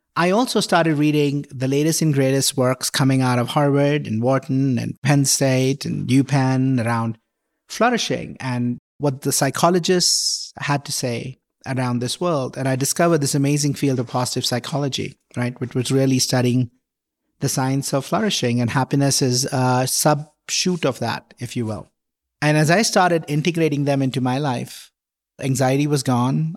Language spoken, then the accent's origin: English; India; moved away as an adult; also born or lived in Mumbai, India; now in Boulder, United States; I grew up in India, grew up in a middle class family